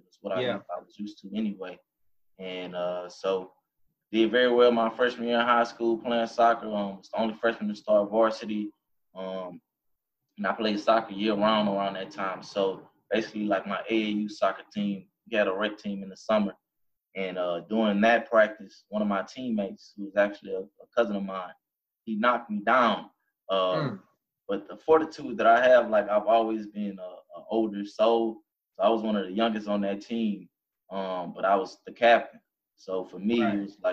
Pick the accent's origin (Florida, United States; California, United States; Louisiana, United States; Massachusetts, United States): Louisiana, United States; Baton Rouge; growing up in Baton Rouge, Louisiana